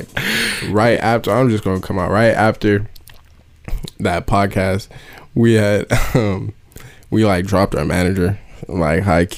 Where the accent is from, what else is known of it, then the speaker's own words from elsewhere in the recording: Oahu, Hawaii, United States; I am from Oahu, Hawaii